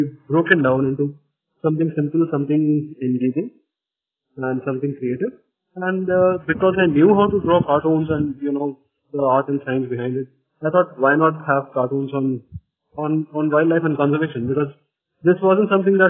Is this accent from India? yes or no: yes; Nagpur, Maharashtra, India; I'm from a very small town. I'm from Nagpur, where, you know, there isn't much information about alternative careers